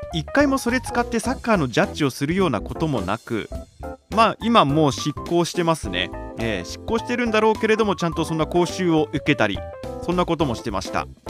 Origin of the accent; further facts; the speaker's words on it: Chofu, Tokyo, Japan; 私の故郷東京調布市